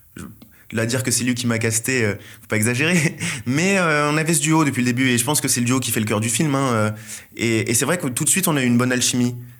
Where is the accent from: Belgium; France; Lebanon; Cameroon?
France; Seine-et-Marne, Île-de-France; je viens d'une ville de Seine-et-Marne qui est à mi-chemin entre le quatre-vingt-treize et, euh, la campagne. Donc, euh, j'ai vécu toute ma vie, euh, dans, dans cette